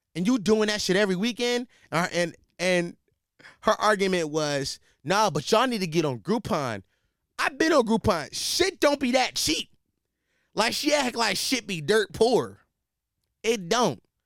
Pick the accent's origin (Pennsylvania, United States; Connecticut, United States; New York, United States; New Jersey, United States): Pennsylvania, United States; Philadelphia; I'm from Philly.